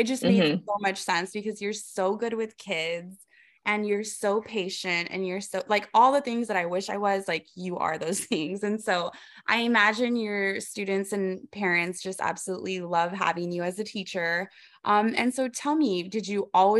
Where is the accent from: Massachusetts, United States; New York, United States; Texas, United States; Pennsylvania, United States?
Texas, United States; Rio Grande Valley; we're both from the Rio Grande Valley